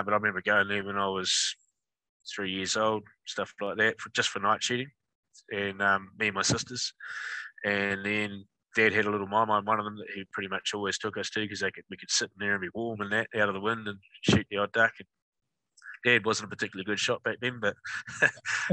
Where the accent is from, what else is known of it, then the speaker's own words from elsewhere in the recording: Manawatū-Whanganui, New Zealand; I'm a born and bred Manawatu guy. Still live here. I live about 20 minutes from where I grew up.